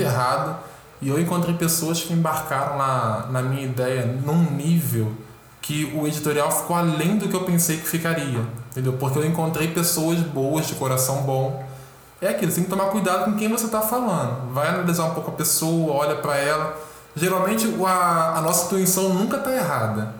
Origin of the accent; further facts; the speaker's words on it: Rio de Janeiro, Brazil; Sou carioca, tenho 26 anos